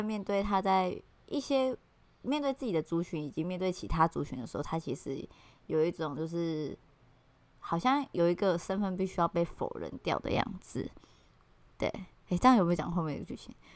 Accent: Taiwan; first language Mandarin and Taiwanese Hokkien; 我是阿美族的，可是在某种程度上，上面其实我真的超级不像阿美族的，因为我是一个被都市汉化很严重的原住民的，我不会讲我自己的嗯。母语

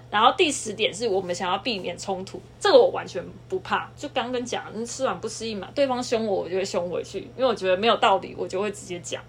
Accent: southern Taiwan, Taiwan; 我们都是南部的人

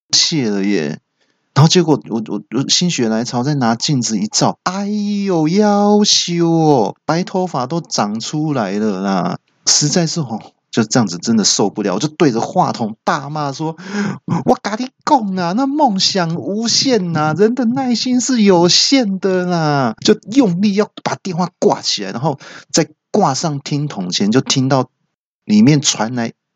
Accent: Taiwan; 你不要瞧不起我们台湾人哈！

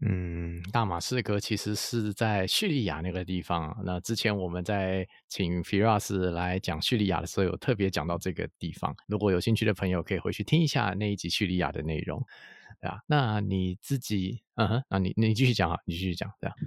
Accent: Taiwan; 我们台湾人对于吃这件事情，就是那个认知还蛮广的

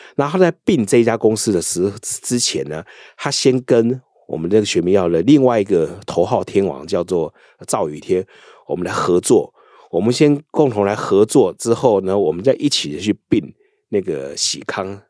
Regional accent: Taiwan; 我们台湾人在美国

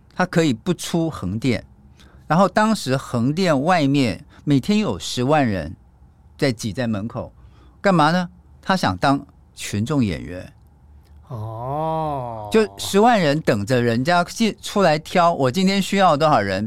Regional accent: Taiwan; 我是一个台湾人

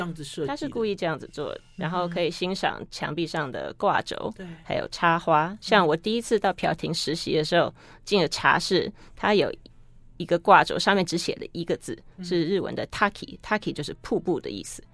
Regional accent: Taiwan; moved away; 我们台湾人

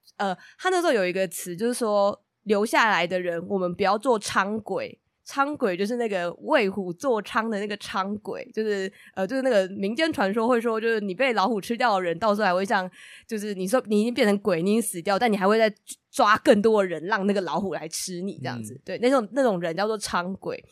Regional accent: Taiwan; 身为台湾人有种自己的嗯印象被更新了的感觉

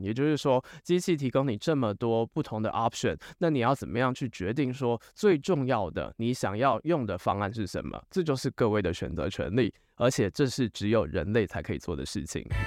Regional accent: Taiwan; 以我们台湾人来讲啦，台湾人比较熟的语言大概就只有中文跟英文而已

